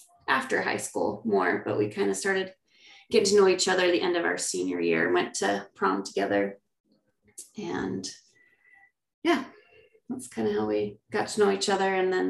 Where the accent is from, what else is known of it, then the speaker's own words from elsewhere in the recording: Mesa, Arizona, United States; also born or lived in Eagar, Arizona; I pretty much have always lived in Mesa. We lived here, in Mesa, Arizona, and, grew up here.